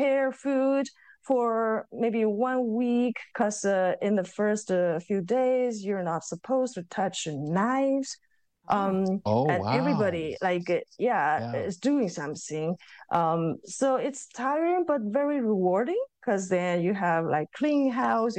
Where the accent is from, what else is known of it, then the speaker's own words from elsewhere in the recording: eastern China, China; moved away; in my hometown, like it belongs to eastern part of China